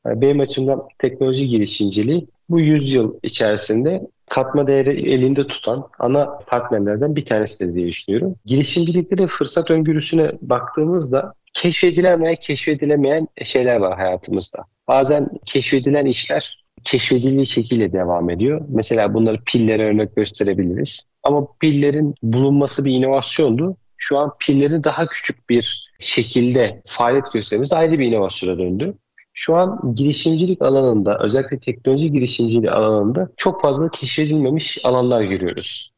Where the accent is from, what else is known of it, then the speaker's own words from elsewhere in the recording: Bursa, Turkey; Bursa'da doğdum büyüdüm.